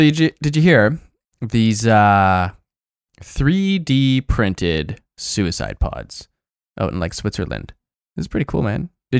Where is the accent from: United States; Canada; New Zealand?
Canada; Toronto, Ontario; born there; I was born in Toronto. Didn't grow up there.